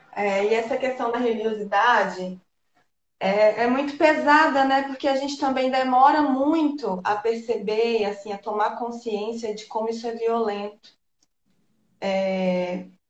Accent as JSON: {"language": "Portuguese", "town": "Governador Valadares", "region": "Minas Gerais", "country": "Brazil", "also_born_or_lived": "Bahia", "moved": "yes", "lives_now": "Espírito Santo, Brazil", "said": "eu sou de Minas Gerais, sou de Governador Valadares, na cidade do leste de Minas"}